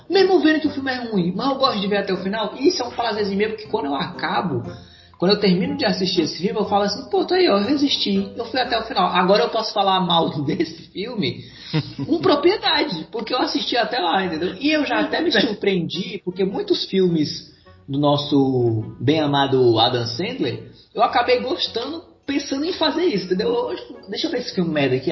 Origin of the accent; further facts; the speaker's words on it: Fortaleza, Ceará, Brazil; also born or lived in São Paulo; aqui em Fortaleza, eu tenho que falar daqui, que é onde eu é, passei mais tempo da minha vida aqui